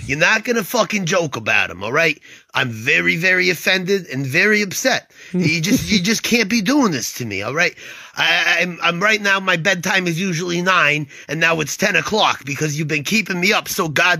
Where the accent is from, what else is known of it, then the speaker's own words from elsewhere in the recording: Waterbury, Connecticut, United States; I don't know if you realized, but I'm fucking Italian. Although I grew up in Waterbury, I'm off the boat, as they say.